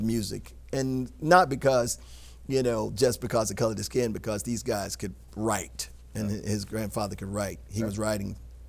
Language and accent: English; Dillon, South Carolina, United States; moved away; Now, I was born in Dillon.